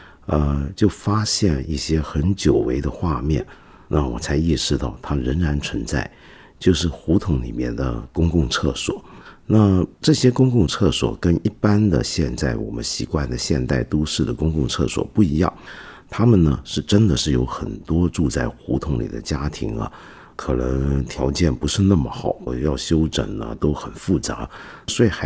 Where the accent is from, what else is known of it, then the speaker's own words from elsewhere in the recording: Hong Kong; now in Beijing, China; 我当时很震惊，因为我到底从香港过来，呃，好像家家户户应该都会有一个洗手间吧